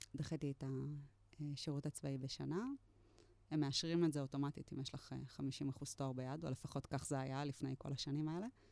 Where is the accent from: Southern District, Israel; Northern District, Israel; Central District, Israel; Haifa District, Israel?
Central District, Israel; Netanya; moved away as an adult; also born or lived in Tel Aviv / Givatayim; now in Kibbutz Moran, Israel; נולדתי בנתניה. במקור מהמרכז.